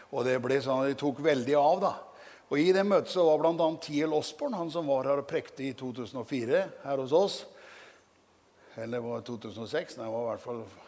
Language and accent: Norwegian; Norway; hjemme på Gjeldsnes misjonshus, hvor jeg vokste opp